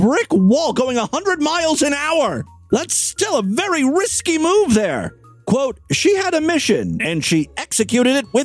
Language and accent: English; Ohio, United States; the Florida of the North, my home state, Ohio